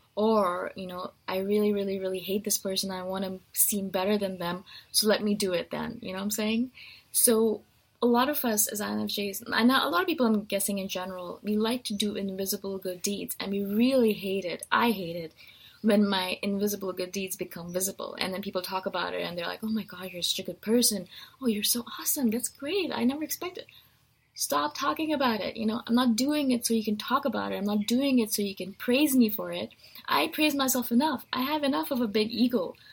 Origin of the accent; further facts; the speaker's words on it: India; I'm Indian